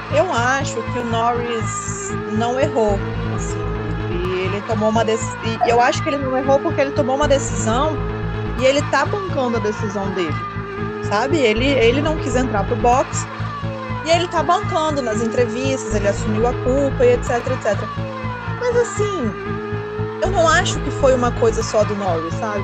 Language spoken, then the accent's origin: Portuguese; Espírito Santo, Brazil; eu sou capixaba, jornalista apaixonado pelo esporte.